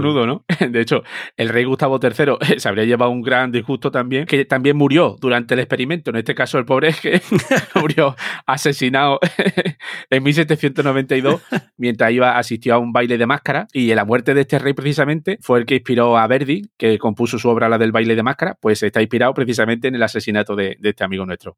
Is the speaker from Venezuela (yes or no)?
no; Seville, Andalusia, Spain; now in Barcelona, Spain; siendo sevillano